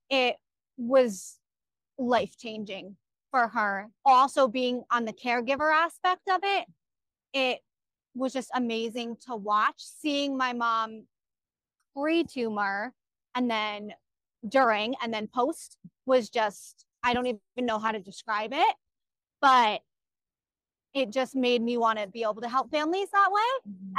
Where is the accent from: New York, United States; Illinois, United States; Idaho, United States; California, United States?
New York, United States; Orange County; I'm from Orange County, New York